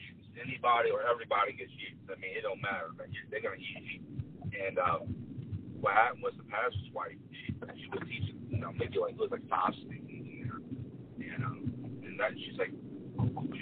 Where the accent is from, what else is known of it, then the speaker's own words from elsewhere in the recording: Chalmette, Louisiana, United States; I'm from Chalmette, Louisiana, suburb of New Orleans.